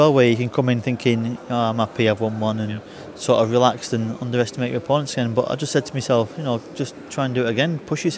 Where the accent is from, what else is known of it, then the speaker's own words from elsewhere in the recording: Blackpool, North West England, United Kingdom; it's Blackpool and, you know, my hometown near enough